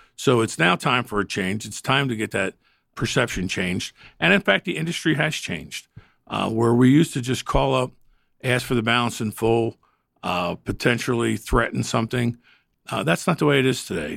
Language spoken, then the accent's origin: English; the North, United States; I'm a Northerner.